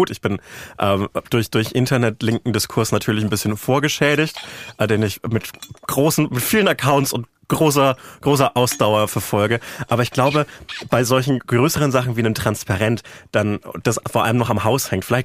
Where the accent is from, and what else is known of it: Bavaria, Germany; now in Berlin, Germany